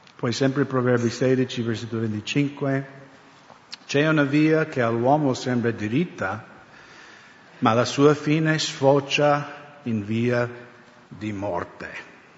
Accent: United States; now in Italy; Io crescendo negli Stati Uniti

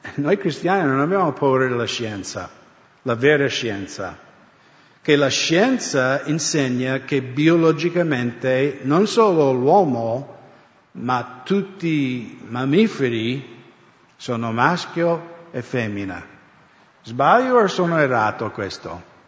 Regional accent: United States; now in Italy; Io crescendo negli Stati Uniti

